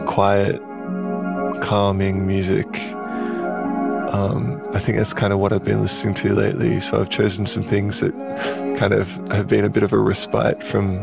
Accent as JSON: {"language": "English", "town": "Sydney", "region": "New South Wales", "country": "Australia", "said": "I'm from Sydney in so-called Australia, like Eora, Gadigal country."}